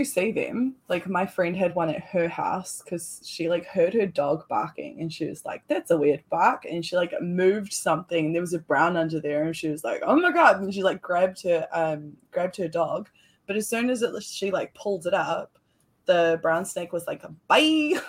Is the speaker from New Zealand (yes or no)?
yes; New Zealand; because I'm from New Zealand. We have nothing that can kill you.